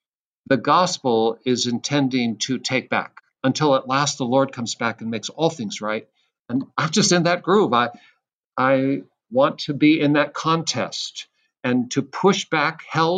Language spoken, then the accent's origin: English; Seattle, Washington, United States; I'm from Seattle. That's my home place.